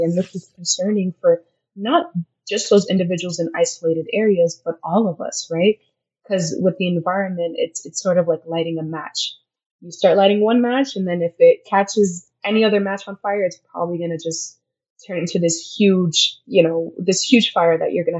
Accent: Senegal; In my middle school years, I was sort of raised there.

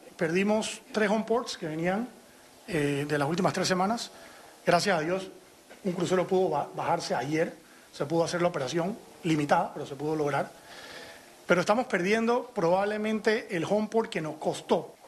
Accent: Panama; como panameños

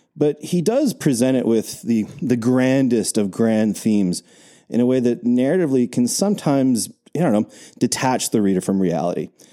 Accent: Canada; we're Canadian

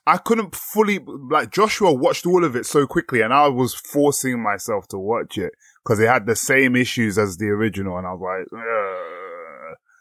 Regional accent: England, United Kingdom; us being English and, like, British people

